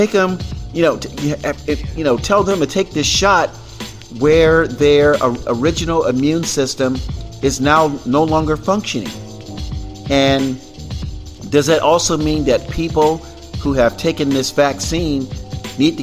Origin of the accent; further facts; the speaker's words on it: Florida, United States; now in California, United States; my home state of Florida